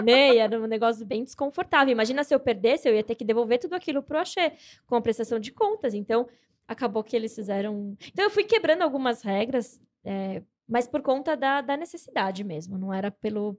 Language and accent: Portuguese; São Paulo, Brazil; eu sou nascida e criada em São Paulo, Zona Norte, muita treta, tretíssima